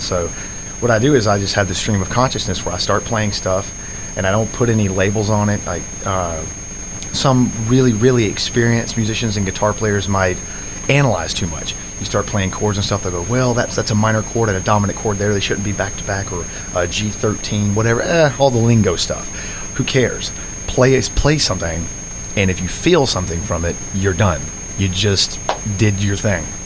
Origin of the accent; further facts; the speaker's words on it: Adel, Georgia, United States; I'm from South Georgia. I'm from a small town called Adel, just uh, just south or I'm sorry, north of uh, Valdosta